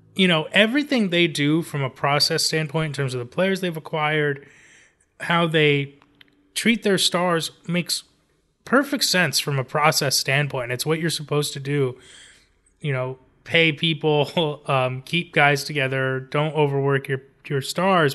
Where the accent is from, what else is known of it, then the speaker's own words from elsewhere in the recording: Los Angeles, California, United States; my hometown, Los Angeles